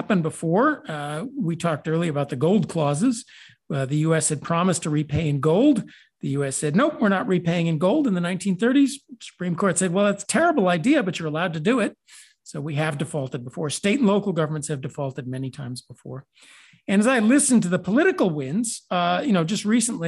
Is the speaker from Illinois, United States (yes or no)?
yes; Chicago, Illinois, United States; moved away; also born or lived in California; I came from Chicago, actually. I grew up in Chicago. So Chicago's deep in my blood